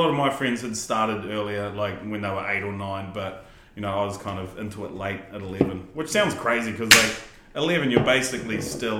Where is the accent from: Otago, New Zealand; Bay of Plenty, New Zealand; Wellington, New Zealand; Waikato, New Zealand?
Waikato, New Zealand; Raglan; growing up in Raglan